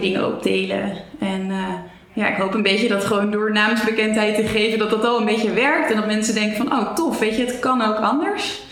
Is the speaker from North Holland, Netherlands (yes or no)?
no; Zeist, Utrecht, Netherlands; moved away as an adult; also born or lived in Amsterdam; ik ben geboren in Zeist